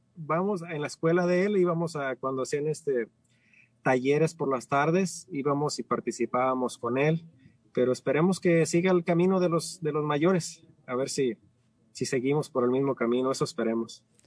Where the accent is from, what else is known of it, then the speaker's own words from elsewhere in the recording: Ciudad Guzmán, Jalisco, Mexico; moved away as an adult; now in United States; soy de México, nací en la Ciudad Guzmán, cerca de, hacia el sur del estado, cerca de la costa